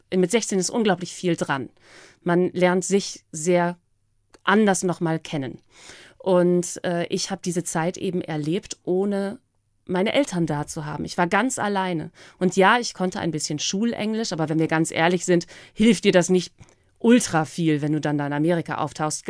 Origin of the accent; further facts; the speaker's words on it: East Frisia, Lower Saxony, Germany; also born or lived in United States; über meine, über meine Heimat